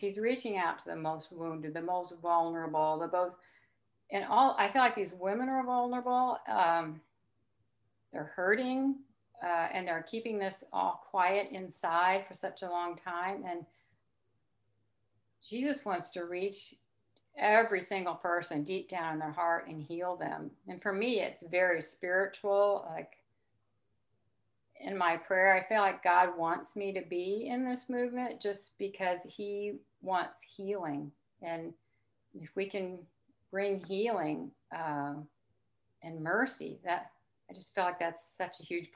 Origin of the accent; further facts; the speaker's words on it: Missouri, United States; moved away; also born or lived in Illinois; I grew up in Missouri, but then I lived in Illinois